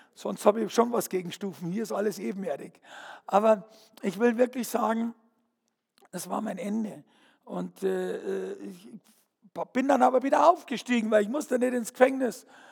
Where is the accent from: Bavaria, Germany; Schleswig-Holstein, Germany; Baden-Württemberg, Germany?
Bavaria, Germany; Fürstenfeldbruck; ich bin aufgewachsen, bin geboren in Fürstenfeldbruck